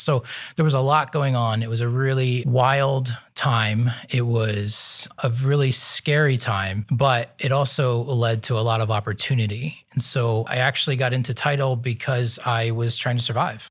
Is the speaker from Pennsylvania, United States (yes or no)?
yes; Nazareth, Pennsylvania, United States; moved away as an adult; now in Columbus, United States; I'm from Eastern Pennsylvania. So my family is from a town called Nazareth